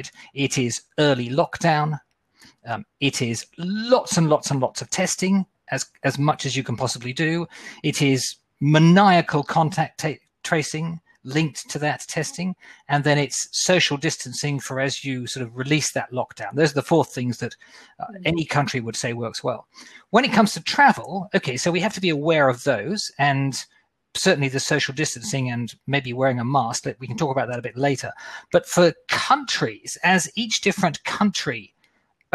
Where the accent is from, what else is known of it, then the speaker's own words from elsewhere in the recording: Australia; moved away; I'm an Aussie. At some stage, I want to get back home for Christmas, I'm hoping. But at the moment, if I go back home to Australia